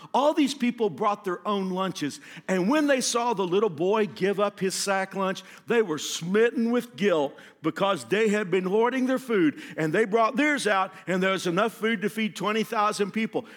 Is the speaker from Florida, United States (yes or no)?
no; Fort Worth, Texas, United States; moved away as an adult; also born or lived in Houston, Texas; now in Wichita, United States; I grew up in Fort Worth, which is kind of like the buckle of the Bible Belt